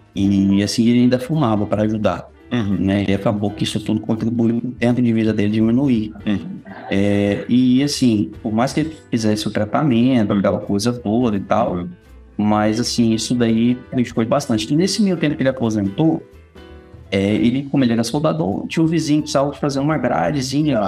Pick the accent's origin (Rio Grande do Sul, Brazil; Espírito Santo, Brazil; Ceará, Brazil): Espírito Santo, Brazil; Vitória; also born or lived in Coronel Fabriciano, Minas Gerais; É, eu nasci lá, fiquei lá até os quatro para cinco anos de idade. E, e, aí meu pai veio para Vitória, né, para trabalhar